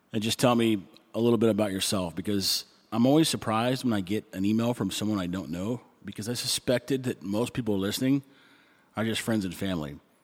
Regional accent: Texas, United States; moved away as an adult; now in Nicaragua; I grew up in Texas

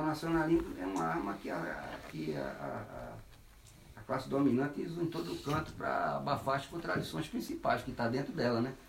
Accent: Brazil; Brasil, como brasileiro que eu me lembro

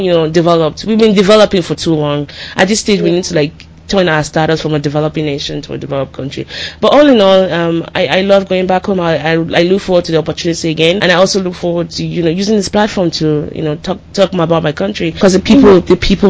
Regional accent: Nigeria; moved away; growing up in Nigeria

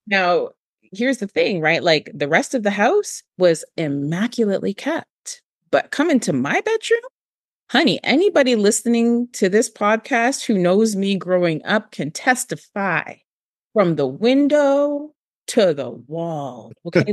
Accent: Toronto, Ontario, Canada; I grew up in Moss Park

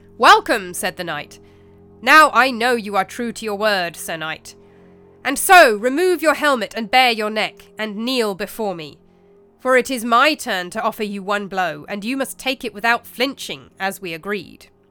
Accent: England, United Kingdom; as you can tell from my accent, um, I'm born and raised in England

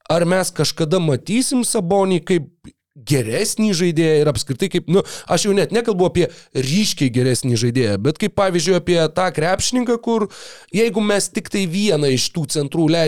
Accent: Lithuania; mes lietuviai, mes kančios tauta

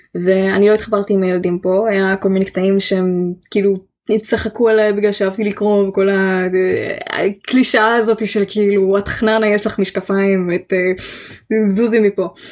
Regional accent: Israel; accent: like Gal Gadot (Israeli English); my accent sometimes sounds a bit like Gal Gadot

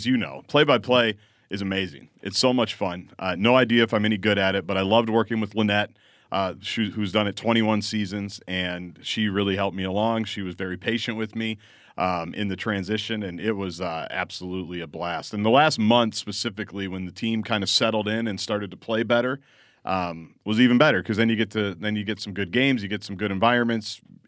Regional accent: Midwest, United States; But I'm like you. I grew up in Big Ten country. I grew up watching every arena.

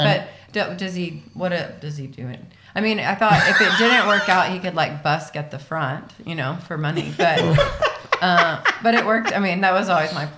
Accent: West Texas, United States; I was from West Texas.

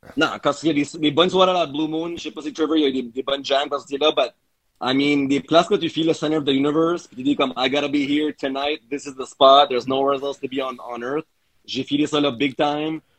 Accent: Moncton, New Brunswick, Canada; moved away; ça fait 10 ans que je, suis pas à Moncton

